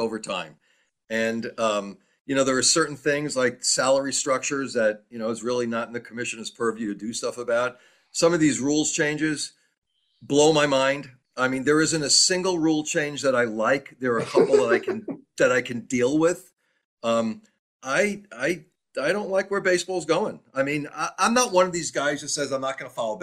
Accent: New York, United States; growing up in New York, Mickey Mantle was my hero

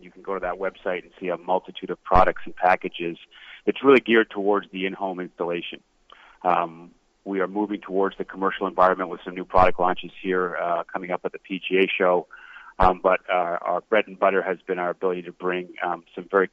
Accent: Canada; I'm a Canadian kid

